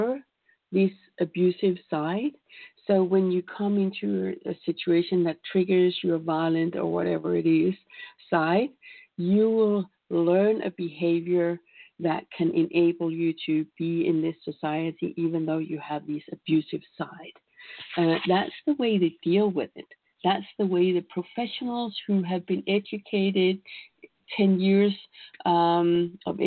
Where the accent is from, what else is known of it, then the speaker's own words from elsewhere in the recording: Denmark; I come from Denmark